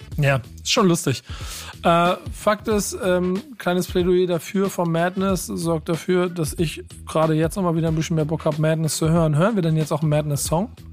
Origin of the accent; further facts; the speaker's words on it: Hamburg, Germany; ich als Hamburger